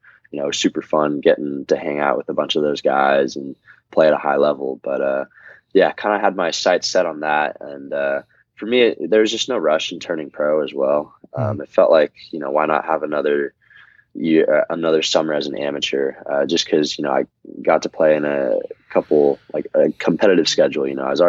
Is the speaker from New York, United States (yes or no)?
yes; Scarsdale, New York, United States; moved away as an adult; also born or lived in Stanford, California; now in Dallas, United States; I spent most of my life in Scarsdale. I've since moved to Dallas back in February, but my parents still are in Scarsdale, so I still consider Scarsdale home.